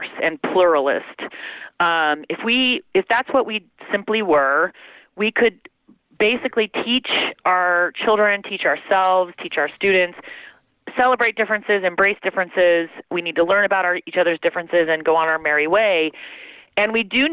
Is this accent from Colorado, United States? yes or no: yes; Denver, Colorado, United States; I grew up in Denver, Colorado